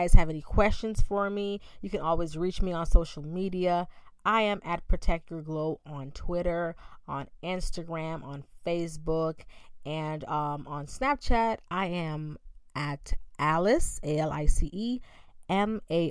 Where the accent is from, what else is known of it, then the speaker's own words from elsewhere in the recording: Bahamas; Growing up in the Bahamas